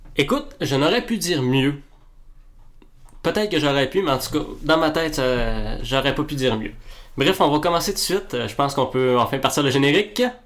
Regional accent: Quebec, Canada; On est gêné d'être québécois

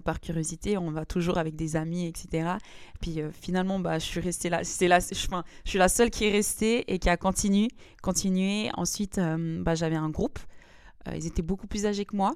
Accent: Lausanne, Vaud, Switzerland; je viens de Lausanne

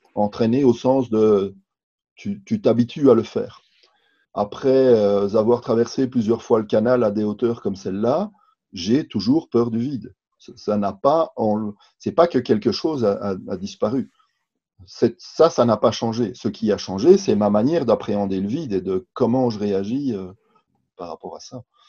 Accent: Belgium; je suis belge aussi

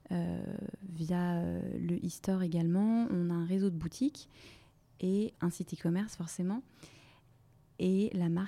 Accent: Brittany, France; now in Paris, France; j'ai 27 ans, je suis originaire de Bretagne et euh, je vis et je travaille à Paris depuis euh, quasiment trois ans.

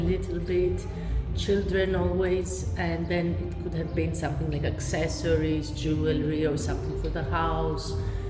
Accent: Athens, Attica, Greece; moved away as an adult; now in Berlin, Germany; I am from Athens, from Greece.

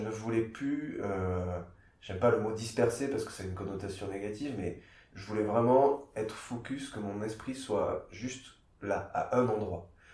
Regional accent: Castres, Occitania, France; also born or lived in Geneva; now in Montpellier, France; je suis né à Castres, dans le Tarn, près de Toulouse

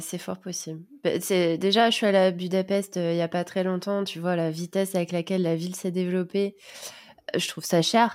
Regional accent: France; moved away as an adult; now in Sofia, Bulgaria; en tant que Français

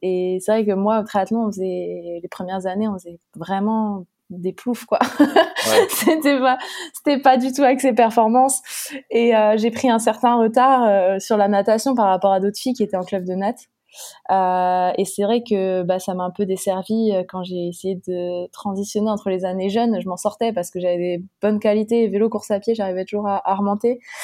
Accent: Chaumont, Grand Est, France; moved away; also born or lived in Montpellier; je viens du nord-est de la France à l'origine. Euh, de Chaumont, donc préfecture de la Haute-Marne

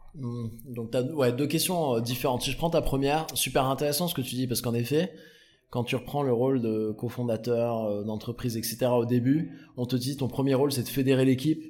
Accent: Aix-en-Provence, Provence-Alpes-Côte d'Azur, France; moi je viens du Sud, je suis né et grandi avec Aix-en-Provence

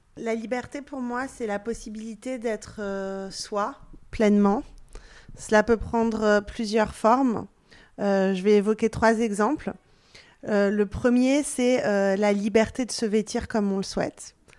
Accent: France; first language Persian; French is a second language; also born or lived in Belgium; je suis née en Belgique, même si j'ai grandi en France.

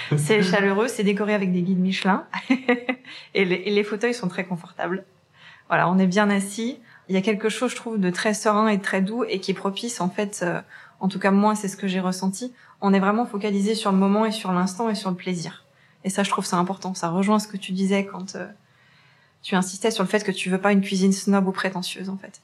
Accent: Saint-Étienne, Auvergne-Rhône-Alpes, France

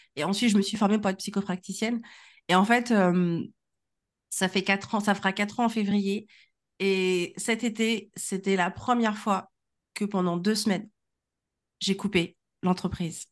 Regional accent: Normandy, France; also born or lived in Congo; now in Nantes, France; je ne suis pas nantaise, j'habite à Nantes, euh, je viens de ma bonne vieille Normandie, et sinon, euh, je suis du Congo, donc je suis une Congolaise normande

